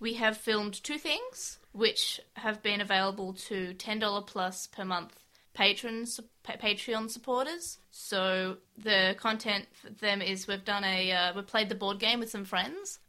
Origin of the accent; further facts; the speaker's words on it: Australia; We're from Australia